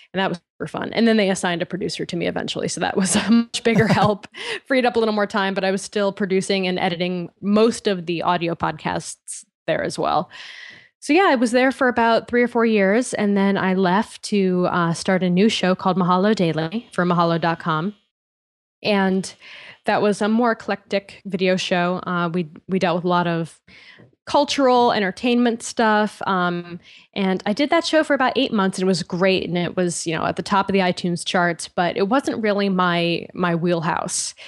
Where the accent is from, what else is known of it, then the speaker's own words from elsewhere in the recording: Connecticut, United States; moved away as an adult; also born or lived in Boston / San Francisco; I grew up in Connecticut